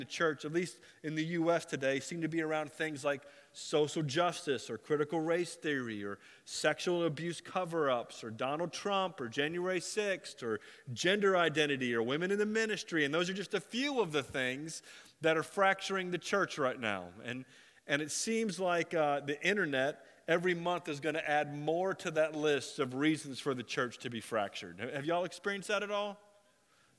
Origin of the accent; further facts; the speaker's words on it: Florida, United States; also born or lived in Ohio; I'm raised in Florida. I was born in Ohio, but I never drove in Ohio, okay? I was 5 when I left.